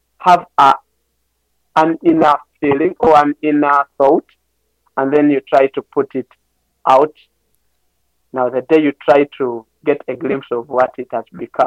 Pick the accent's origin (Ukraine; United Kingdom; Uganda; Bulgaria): Uganda; for us as Ugandans